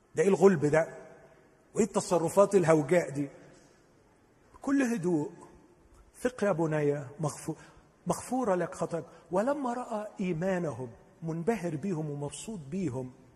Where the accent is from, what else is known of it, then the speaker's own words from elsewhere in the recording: Upper Egypt, Egypt; انا صعيدي